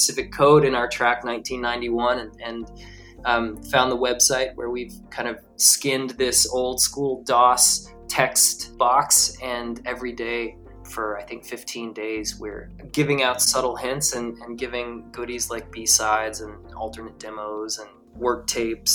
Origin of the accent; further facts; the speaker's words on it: Atlanta, Georgia, United States; I'm from Atlanta